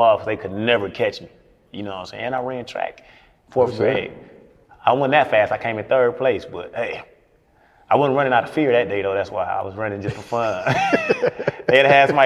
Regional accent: Milwaukee, Wisconsin, United States; moved away as an adult; now in Atlanta, United States; Milwaukee, Wisconsin. Born and raised in Milwaukee, Wisconsin.

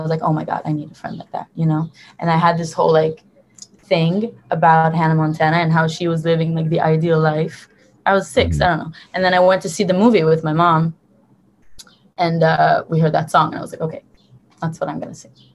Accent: Tel Aviv, Tel Aviv District, Israel; also born or lived in Hoboken, New Jersey, United States; I was born and raised in Tel Aviv in Israel

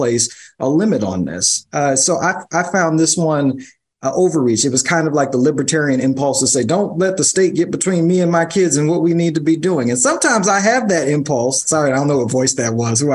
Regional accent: New York City, New York, United States; I'm a New Yorker

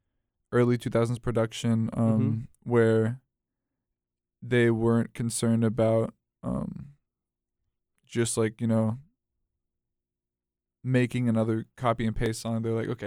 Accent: Raleigh, North Carolina, United States; I'm from Raleigh, North Carolina.

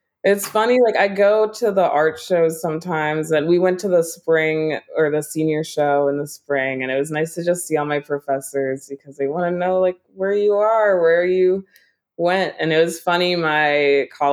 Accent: Newark, Delaware, United States; born or raised there; moved away as an adult; now in Philadelphia, United States

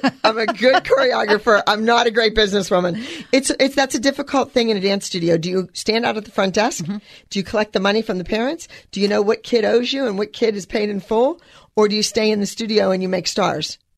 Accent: Los Angeles, California, United States; And I'm from Los Angeles.

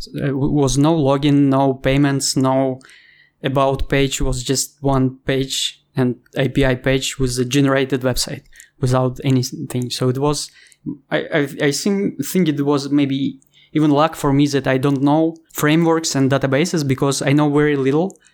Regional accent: Ukraine; English is a second language; moved away as an adult; also born or lived in Thailand; now in Bali, Indonesia; I'm I'm from Ukraine

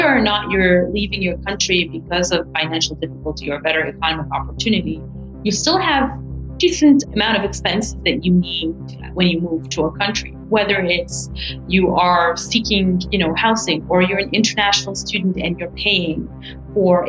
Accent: Morocco; moved away as an adult; now in Canada; I immigrated myself from Morocco to Canada

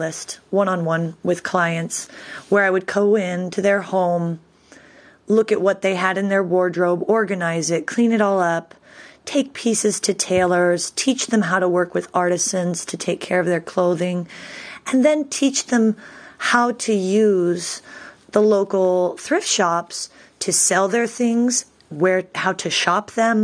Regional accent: Eugene, Oregon, United States; moved away as an adult; also born or lived in Berlin, Germany; now in Rome, Italy; I was born and raised in Eugene, Oregon

